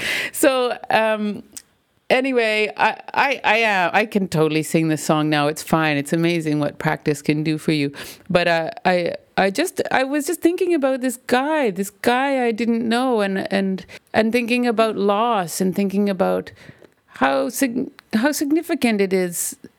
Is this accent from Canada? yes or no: yes; Canada; Because I'm Canadian and I'm a female?